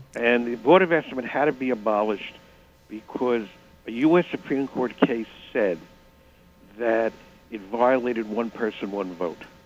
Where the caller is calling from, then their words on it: New York City, New York, United States; I'm calling from Manhattan